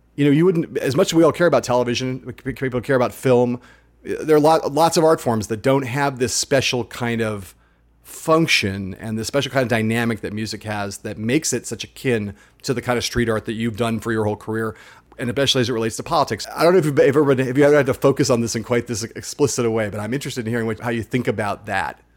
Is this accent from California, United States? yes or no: yes; Los Angeles, California, United States; my hometown